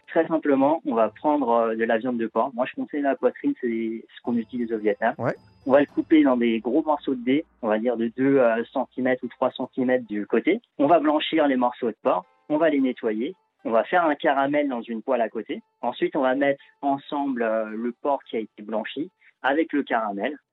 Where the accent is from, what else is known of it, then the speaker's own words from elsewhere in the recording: France; je suis né en France